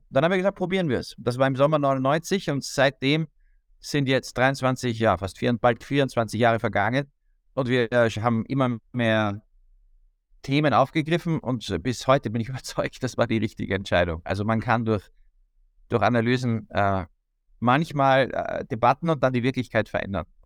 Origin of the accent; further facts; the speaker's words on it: Austria; Also ich bin Österreicher, ich habe den Balkan und das ehemalige Jugoslawien schon vor dem Krieg oft besucht.